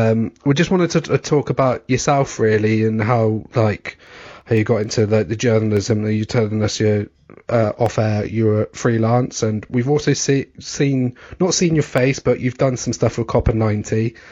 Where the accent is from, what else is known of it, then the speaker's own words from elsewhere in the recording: Scotland, United Kingdom; Well, with my surname, I'm Scottish